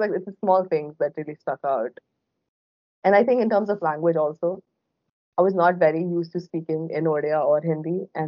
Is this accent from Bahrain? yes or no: yes; Bahrain; so I was born and brought up in Bahrain, which is a tiny island in the Middle East that not a lot of people have heard of.